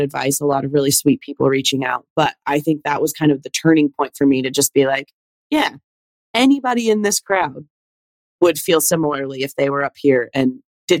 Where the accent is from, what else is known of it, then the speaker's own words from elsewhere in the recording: the South, United States; I'm a Southern girl. Like, I didn't realize how much I've been affected by growing up in the South until I started going to other areas